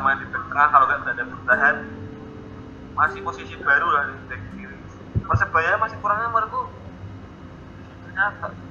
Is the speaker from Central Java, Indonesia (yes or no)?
yes; Semarang, Central Java, Indonesia; Saya sebagai orang Semarang, sebagai Semarang fans